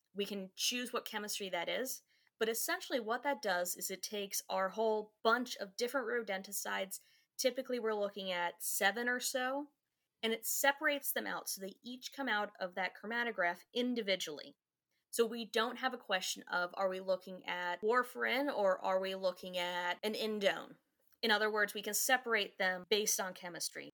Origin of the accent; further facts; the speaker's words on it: Goldvein, Virginia, United States; Fauquier County, in a really small town